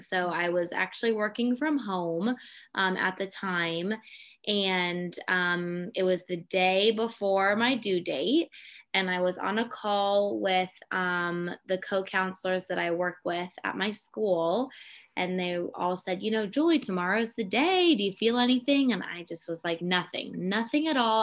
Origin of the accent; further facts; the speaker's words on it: Pittsburgh, Pennsylvania, United States; moved away as an adult; also born or lived in High Point, North Carolina / Melbourne, Australia; I grew up in Pittsburgh, Pennsylvania.